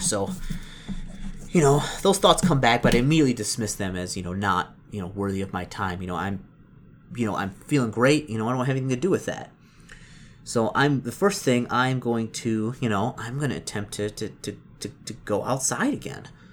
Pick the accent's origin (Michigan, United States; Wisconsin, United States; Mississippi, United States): Michigan, United States; Detroit; I'm from Detroit.